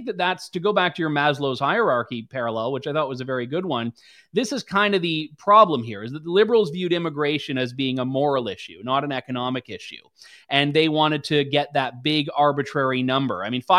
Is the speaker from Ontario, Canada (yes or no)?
yes; London, Ontario, Canada; I'm from London, Ontario